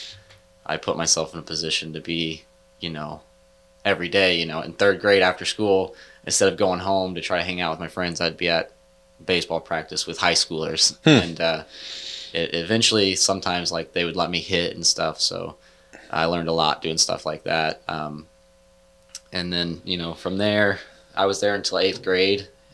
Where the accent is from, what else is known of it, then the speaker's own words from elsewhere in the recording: Leeton, Missouri, United States; also born or lived in Kansas City / Liberty, Missouri / Odessa, Missouri; Then we moved to Leeton, and then we're there for like 6 years.